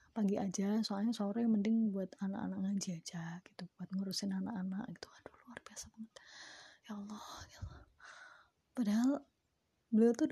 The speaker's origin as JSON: {"language": "Indonesian", "town": "Semarang", "region": "Central Java", "country": "Indonesia", "said": "beliau juga sama kayak gue juga asalnya dari Semarang"}